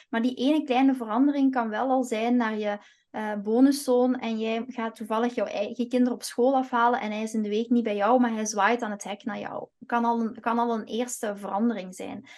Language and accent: Dutch; Flanders, Belgium; moved away as an adult; also born or lived in Antwerp / Kempen; now in Eindhoven, Netherlands; ik ben geen Nederlander, want ik heb nog altijd mijn Belgisch paspoort